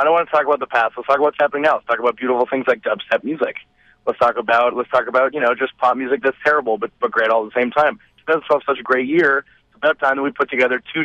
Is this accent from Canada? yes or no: yes; Richmond Hill and Brampton, Ontario, Canada; We grew up in Richmond Hill and Brampton, but now one of us lives in Toronto and the others live outside of the city